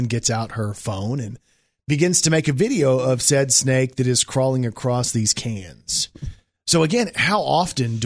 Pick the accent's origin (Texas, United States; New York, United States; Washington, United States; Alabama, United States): Texas, United States; Plano; Shout out Plano, Texas, 75075.